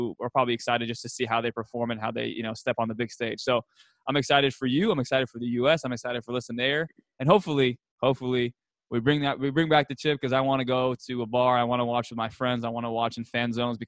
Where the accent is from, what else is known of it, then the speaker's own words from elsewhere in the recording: United States; We are American